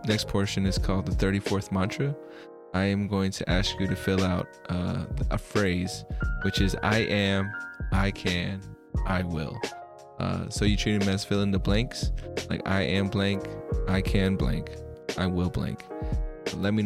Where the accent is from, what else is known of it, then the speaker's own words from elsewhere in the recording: United States; also born or lived in Philippines; I was born in the Philippines, came out to America when I was about 4.